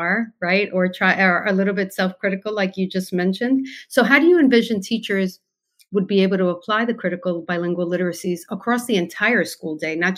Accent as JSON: {"language": "English", "country": "United States", "tie": "born or raised there", "also_born_or_lived": "Cuba (family)", "said": "I'm born American, but my family's from Cuba, but raised Cuban, yeah. You know, in America, but raised as a Cuban."}